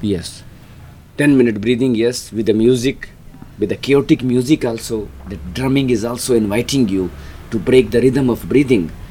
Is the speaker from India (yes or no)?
yes; Rajasthan, India; moved away as an adult; I grew up in Rajasthan in a small middle class family